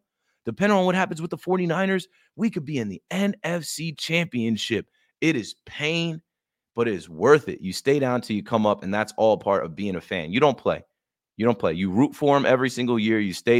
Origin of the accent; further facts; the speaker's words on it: the Garden State, New Jersey, United States; born and raised in the Garden State.